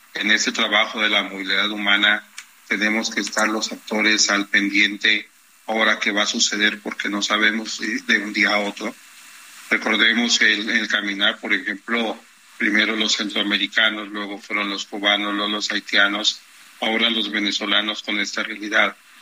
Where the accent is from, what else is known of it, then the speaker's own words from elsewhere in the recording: Mexico; yo soy mexicano.